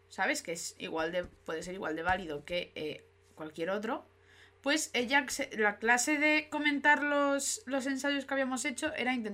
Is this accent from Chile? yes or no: no; Madrid, Community of Madrid, Spain; Jopeta, soy madrileña.